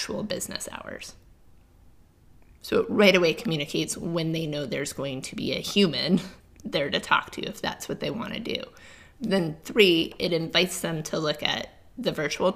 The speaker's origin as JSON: {"language": "English", "area": "Cape Cod", "region": "New England", "country": "United States", "tie": "born or raised there", "said": "I'm from the East Coast, grew up in New England"}